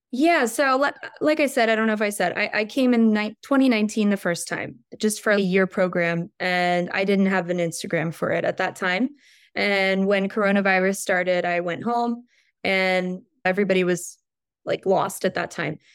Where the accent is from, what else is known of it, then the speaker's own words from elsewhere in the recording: Richmond, Virginia, United States; moved away as an adult; also born or lived in Kazan; now in Moscow, Russia; I was born and raised in Richmond, Virginia, about two hours south from Washington, D C.